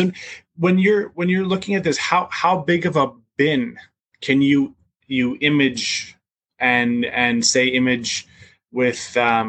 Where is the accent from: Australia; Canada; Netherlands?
Canada; Manitoba; Now, I'm a prairie kid. I grew up in Manitoba. I've lived here my whole life. And I've grown up literally next door to wheat fields my whole life.